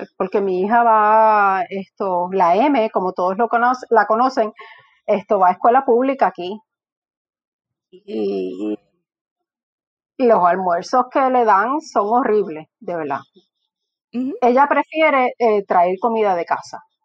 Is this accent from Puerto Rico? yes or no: yes; Morovis, Puerto Rico; yo soy de Morovis, o sea que yo sé de lo que es que el colmadito de la esquina, que mi abuela me daba tres pesos y yo tenía que ir a caminar al colmadito a la esquina